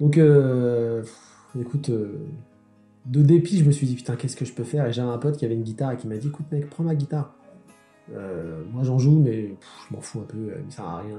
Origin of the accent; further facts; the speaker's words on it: Sarcelles, Île-de-France, France; je, suis, né, j'ai grandi à Sarcelles